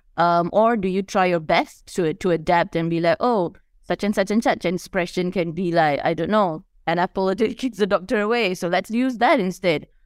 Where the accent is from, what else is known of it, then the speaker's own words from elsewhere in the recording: Malaysia; as a Malaysian